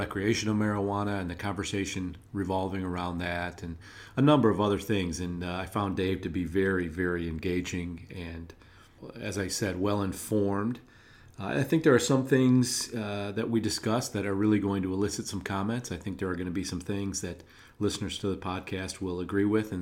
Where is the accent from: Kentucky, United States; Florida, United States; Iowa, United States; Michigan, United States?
Michigan, United States; a town neighboring Holly; the Village of Holly, Michigan, a village which neighbors my hometown